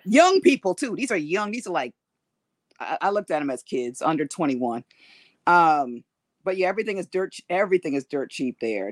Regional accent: East Coast, United States; now in California, United States; I am from the East Coast originally

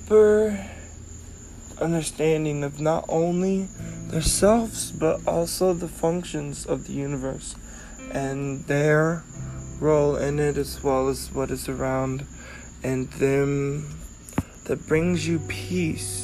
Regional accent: United States; growing up in America

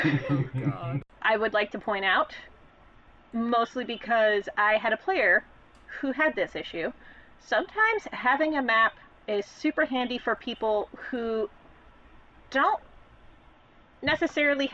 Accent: United States; we Americans

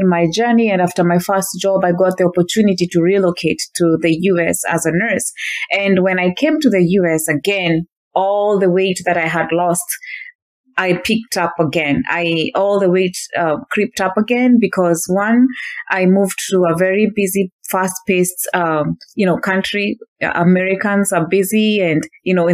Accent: Kenya; moved away as an adult; now in Northern California, United States; I was born and raised in Kenya until the age of 26 in 2013

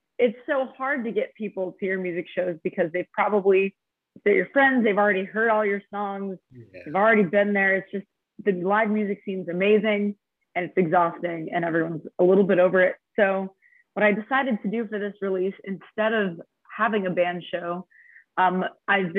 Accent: Albuquerque, New Mexico, United States; moved away; my hometown in Albuquerque

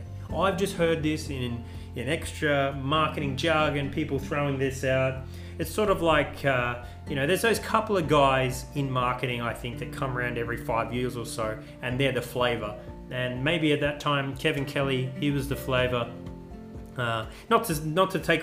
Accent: Australia; As a Australian

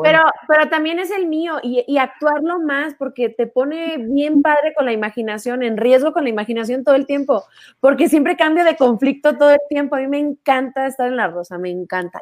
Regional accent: northern Mexico, Mexico; Así somos los norteños

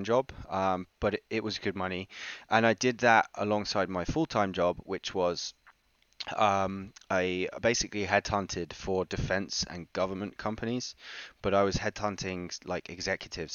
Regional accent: United Kingdom; also born or lived in New York; I grew up just outside of London, in a pretty shit neighborhood

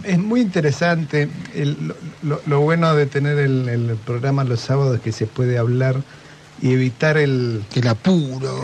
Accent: Punta Alta, Buenos Aires Province, Argentina; yo soy de Punta Alta

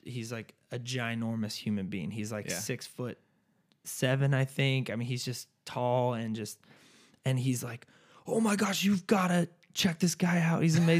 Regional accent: California, United States; And what's funny is I'm from California.

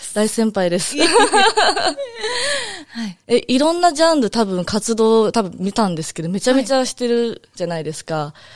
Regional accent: Osaka, Japan; accent: Osaka dialect; 私も大阪出身

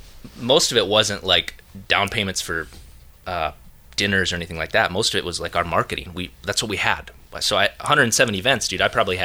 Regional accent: Minneapolis, Minnesota, United States; Dude, I'm from Minneapolis.

